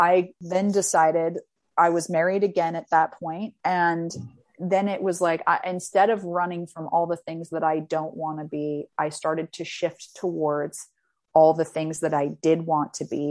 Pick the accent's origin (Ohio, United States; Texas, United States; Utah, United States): Utah, United States; I'm from Utah